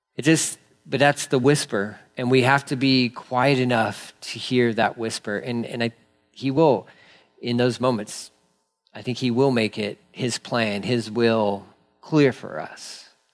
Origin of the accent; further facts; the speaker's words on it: Texas, United States; I'm a Texan